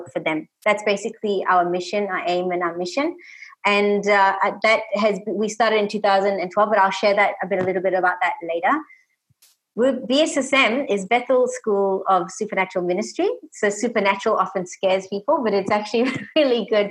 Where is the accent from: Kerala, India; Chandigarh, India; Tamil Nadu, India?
Tamil Nadu, India; now in Australia; So we actually grew up in Tamil Nadu, South India